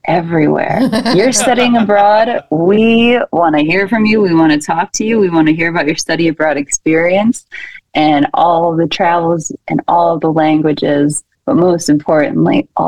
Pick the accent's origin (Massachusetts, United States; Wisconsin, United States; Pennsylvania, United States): Wisconsin, United States; Milwaukee; moved away as an adult; now in Shanghai, China; I'm from Milwaukee